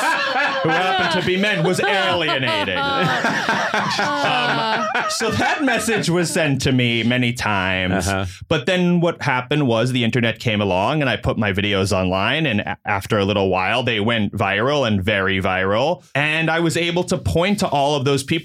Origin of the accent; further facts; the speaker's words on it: New York, United States; also born or lived in Northwestern University (Illinois); I grew up in New York, and then after college, went back to New York to start my career